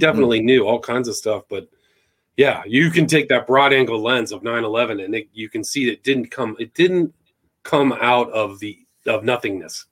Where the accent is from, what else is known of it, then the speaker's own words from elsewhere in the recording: Northern California, United States; I grew up in Northern California